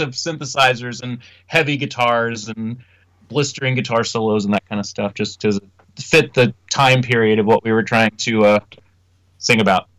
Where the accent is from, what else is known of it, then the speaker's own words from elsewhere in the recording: Indianapolis, Indiana, United States; our hometown